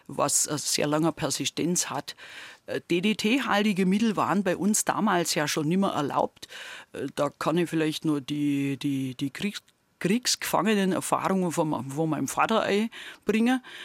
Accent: near Gundremmingen, Bavaria, Germany; accent: Swabian; moved away; also born or lived in Lower Franconia; bei uns in der Nähe, wo ich aufgewachsen bin, steht ja in Sichtweite das Atomkraftwerk Gundremmingen

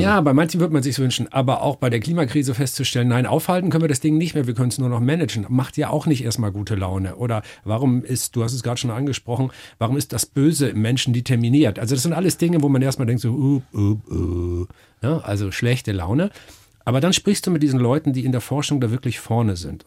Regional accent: Northern Germany, Germany; ich komme aus Norddeutschland. Da bin ich geboren, meine ganze Familie, soweit man das zurückverfolgen kann, hat niemals woanders gewohnt

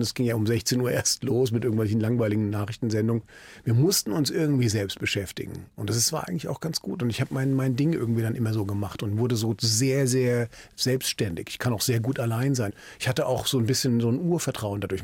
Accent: Frankfurt am Main, Hesse, Germany; moved away as an adult; also born or lived in Berlin; now in Mülheim an der Ruhr, Germany; nach Frankfurt am Main umgezogen, meiner alten Heimatstadt

